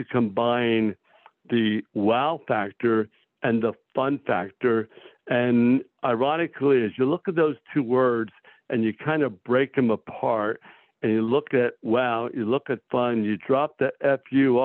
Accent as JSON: {"language": "English", "town": "Millville", "region": "New Jersey", "country": "United States", "tie": "born or raised there", "said": "Millville actually is my hometown, so I came back to practice in my hometown."}